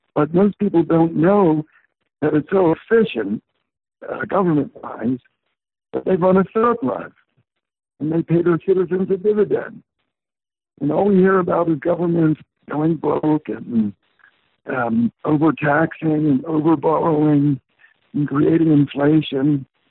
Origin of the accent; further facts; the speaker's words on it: Portland, United States; my hometown of Portland